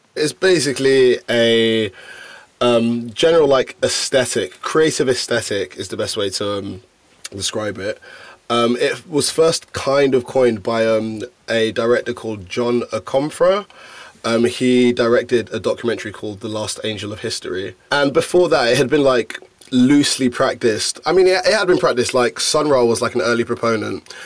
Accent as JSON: {"language": "English", "region": "London", "country": "United Kingdom", "tie": "born or raised there", "said": "being born and bred in London"}